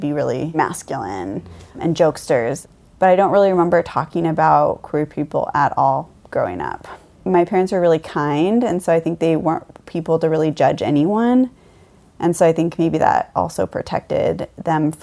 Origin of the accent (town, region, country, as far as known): Mount Vernon, Washington, United States; born or raised there; also born or lived in Conway, Washington